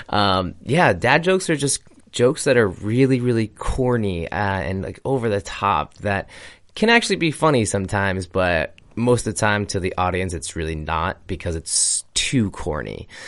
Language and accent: English; United States; being an American